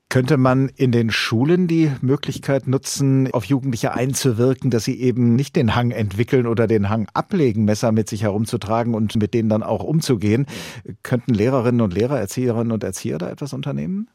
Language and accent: German; Hesse, Germany; bei uns in Hessen